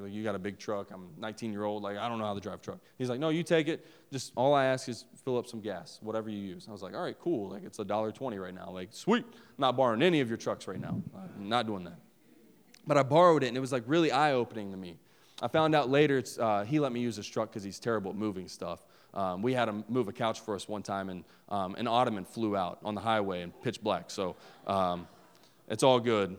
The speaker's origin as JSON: {"language": "English", "region": "West Virginia", "country": "United States", "said": "I'm from West Virginia."}